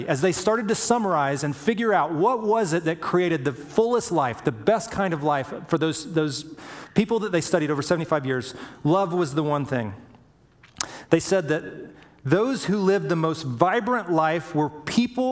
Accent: Alabama, United States; moved away; I was a boy from Indiana, or I mean from Alabama, grew up in Alabama

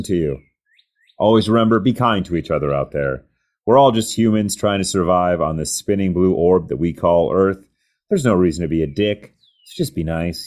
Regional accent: United States; I'm an American

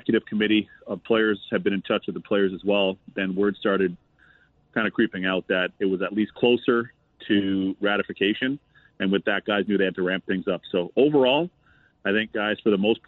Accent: Toronto, Ontario, Canada; moved away as an adult; now in United States; So I was raised in Canada, in Toronto specifically, my hometown

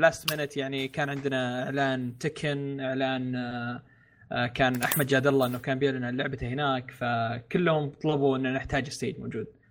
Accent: Saudi Arabia; عندنا في السعوديه

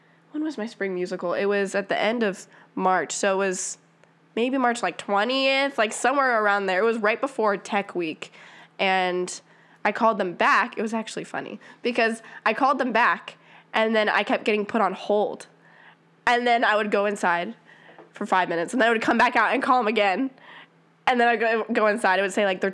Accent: around Wright State, Ohio, United States; I grew up around Wright State

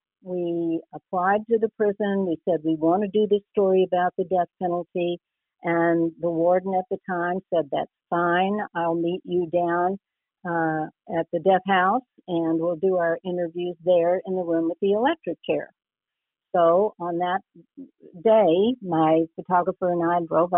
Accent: Texas, United States; I was born in Texas

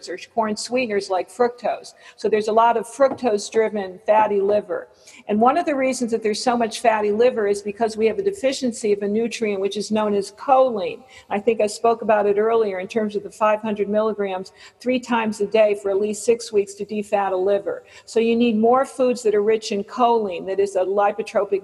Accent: West Hartford, Connecticut, United States; moved away; I'm from West Hartford, Connecticut

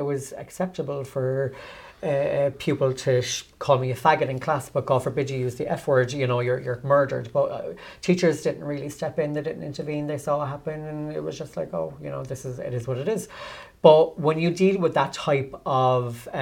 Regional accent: Cork, Munster, Ireland; I'm from Churchfield originally

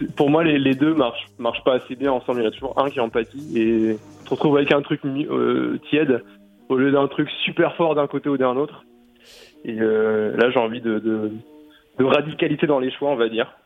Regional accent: France; je suis français et au fait j'habite à deux minutes

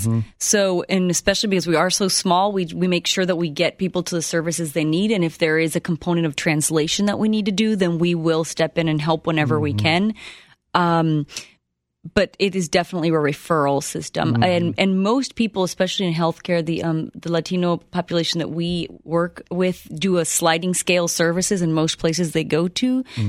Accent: Honduras; also born or lived in Ohio, United States; now in United States; I'm not. I'm originally from Honduras. Mm-hmm. I was born and raised there.

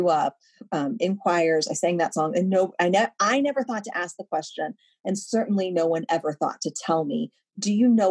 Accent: Louisville, Kentucky, United States; I'm from Kentucky and last week there was I'm from Louisville

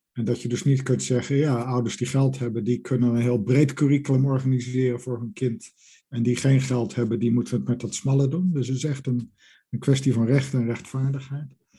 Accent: Netherlands; moved away as an adult; also born or lived in United Kingdom; now in Edinburgh, United Kingdom; geboren in Nederland en sinds ruim 20 jaar werkende in Groot-Brittannië.

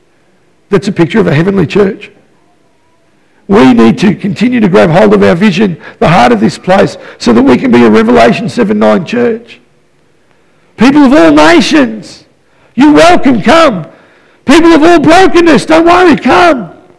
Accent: Melbourne, Victoria, Australia; You know, I came from Melbourne. I was my mama's boy.

